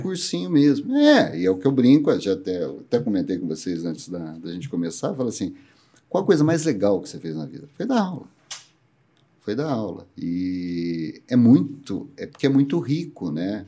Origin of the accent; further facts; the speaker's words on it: Campinas, São Paulo, Brazil; nasci em Campinas, sou campineiro mesmo